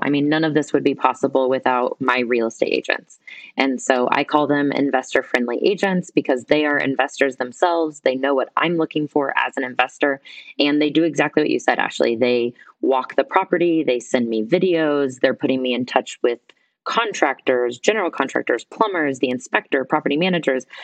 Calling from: Guatemala; Right now, I'm calling in from Guatemala.

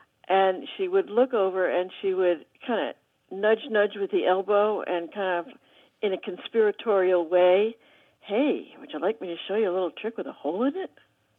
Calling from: Hinesburg, Vermont, United States; I'm calling from Hinesburg, Vermont.

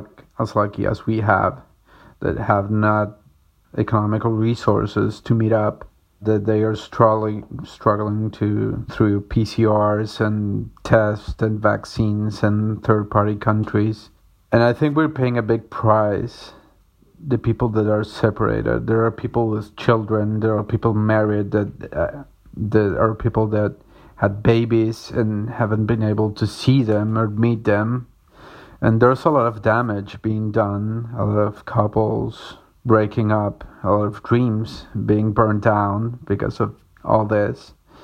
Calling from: Córdoba, Argentina; I'm calling from Cordoba in Argentina.

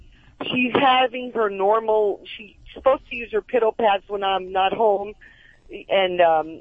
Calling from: Simi Valley, California, United States; Oh, I live in Simi Valley.

